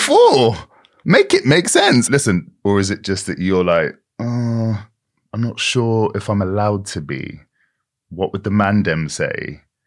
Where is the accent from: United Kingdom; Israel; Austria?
United Kingdom; Britain that I grew up